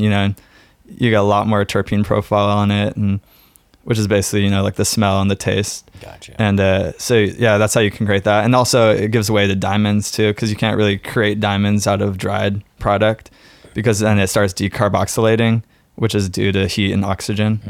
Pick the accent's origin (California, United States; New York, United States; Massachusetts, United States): California, United States; San Francisco; now in Oregon, United States; growing up in San Francisco